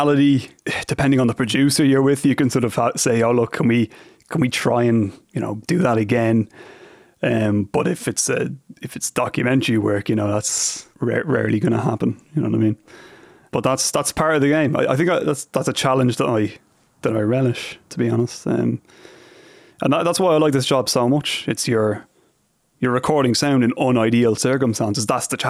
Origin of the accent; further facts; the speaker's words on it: Ireland; now in United States; about working in the US for me is I find it quite easy to diffuse situations purely based on the novelty of being Irish.